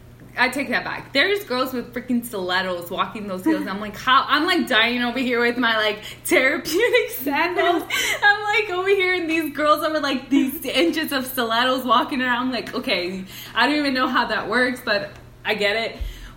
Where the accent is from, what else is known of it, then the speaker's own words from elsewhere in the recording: California, United States; because we're from Southern California, exactly.